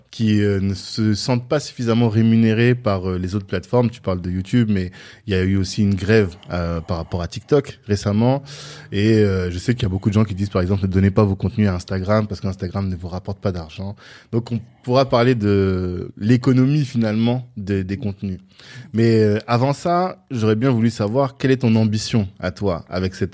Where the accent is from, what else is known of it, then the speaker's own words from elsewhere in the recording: Ottawa, Ontario, Canada; Non, je viens d'Ottawa.